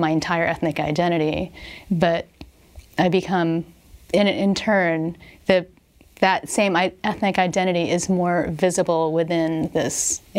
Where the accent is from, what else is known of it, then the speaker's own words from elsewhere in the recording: Philadelphia, Pennsylvania, United States; now in California, United States; You didn't have the people saying, oh, and where are you from? Well, I'm from Philly. And not having that be a surprise.